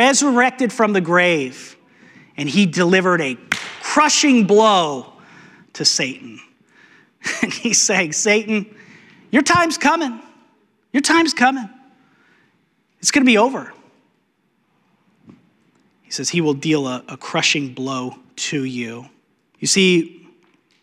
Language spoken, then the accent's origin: English; New Mexico, United States; Growing up in New Mexico, we had rattlesnakes, a lot of rattlesnakes